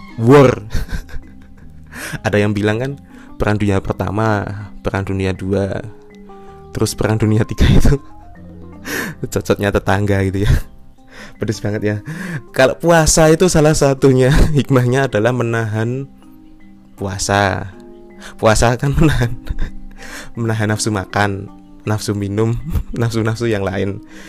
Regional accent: Yogyakarta Regency, Special Region of Yogyakarta, Indonesia; Sini Jogja Kabupaten

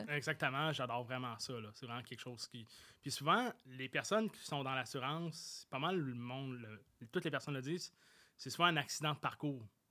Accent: Saint-Jean-sur-Richelieu, Quebec, Canada; je suis revenu chez moi, à Saint-Jean-sur-Richelieu, au cégep de Saint-Jean

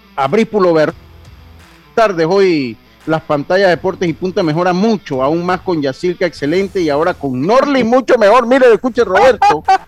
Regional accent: Los Santos, Panama; yo soy de los Santos y al medio que me conoce, yo soy santeño

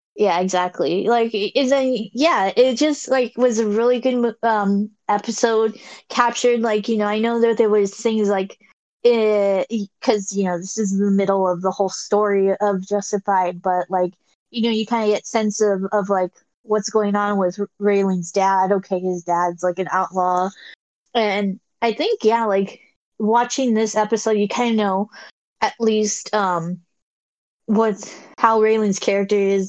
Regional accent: California, United States; I'm I'm from California

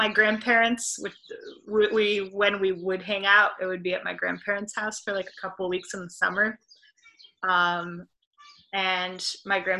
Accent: Hartford, Connecticut, United States; born there; I was born in Hartford, Connecticut.

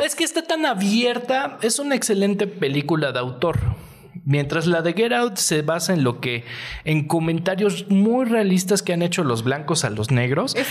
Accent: Mexico

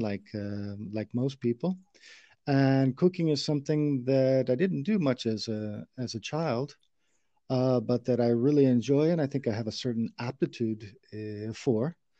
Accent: St. Louis, Missouri, United States; moved away as an adult; now in Spain; I'm from St. Louis, Missouri, in the United States, where I, I lived um, a lot of my childhood

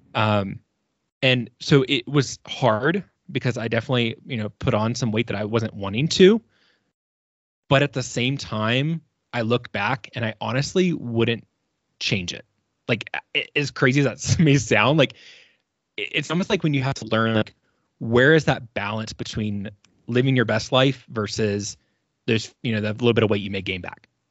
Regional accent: Virginia, United States; moved away as an adult; now in Colorado, United States; I am originally from Virginia

